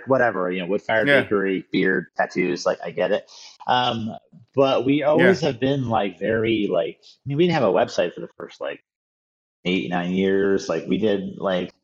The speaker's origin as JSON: {"language": "English", "area": "outside DC", "region": "Northern Virginia", "country": "United States", "tie": "born or raised there", "said": "I grew up outside DC in Northern Virginia, in the super suburby, you know, area"}